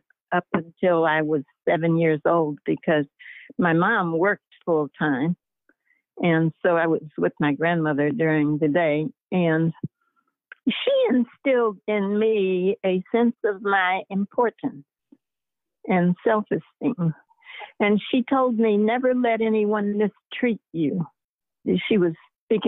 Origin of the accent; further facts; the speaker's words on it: Chicago, Illinois, United States; moved away; also born or lived in Tennessee; I grew up in Chicago, which was segregated